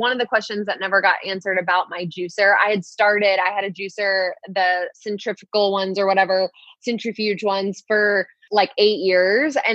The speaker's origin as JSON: {"language": "English", "region": "Louisiana", "country": "United States", "tie": "born or raised there", "said": "I was born in Louisiana. Like we used to eat like pig ears for like breakfast, lunch, and dinner"}